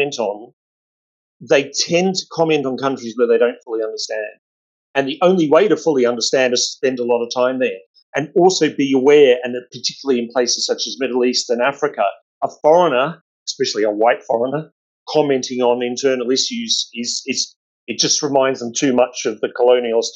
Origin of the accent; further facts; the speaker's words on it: Australia; I'm Australian